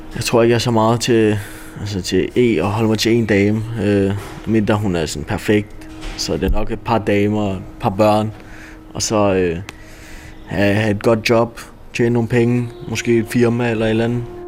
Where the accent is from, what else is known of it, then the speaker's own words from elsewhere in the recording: Denmark; jeg var dansker. Jeg var en af de eneste danskere på skolen